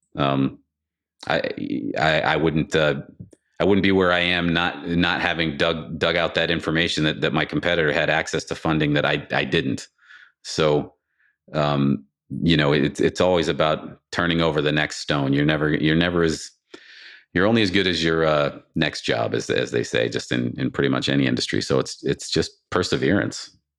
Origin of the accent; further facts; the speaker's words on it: Boston, Massachusetts, United States; now in California, United States; I'm originally from the Boston area